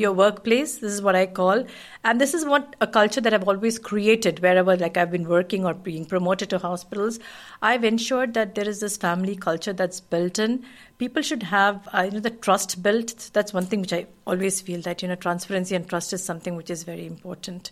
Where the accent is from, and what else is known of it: Kuwait; born or raised there; moved away as an adult; also born or lived in India